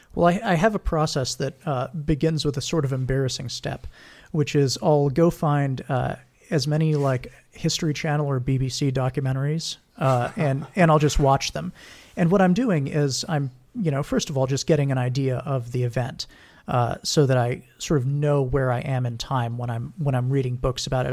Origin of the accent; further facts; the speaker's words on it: Hawaii, United States; moved away as an adult; also born or lived in Texas; I'm from Hawaii